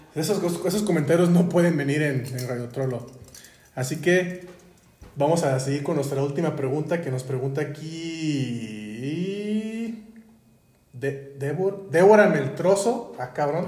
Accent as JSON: {"language": "Spanish", "town": "Guadalajara", "region": "Jalisco", "country": "Mexico", "said": "como buenos tapatíos"}